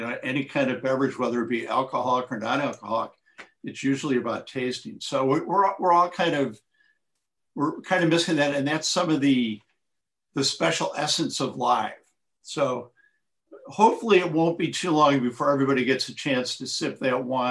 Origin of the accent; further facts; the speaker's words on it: Chicago, Illinois, United States; I'm from Chicago